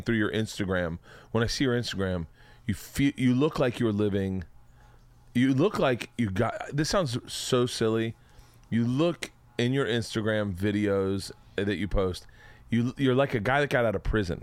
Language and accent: English; Florida, United States; I'm from Florida